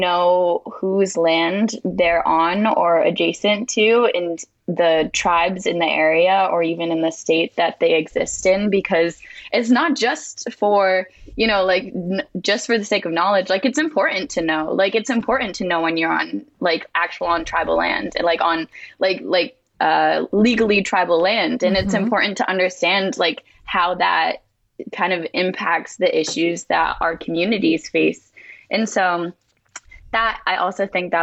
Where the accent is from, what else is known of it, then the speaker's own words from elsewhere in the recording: Martha's Vineyard, Massachusetts, United States; I'm from Martha's Vineyard.